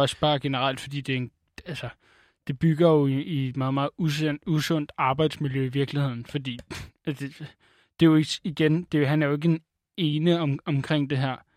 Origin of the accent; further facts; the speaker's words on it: Denmark; Jeg er en blejfet dansker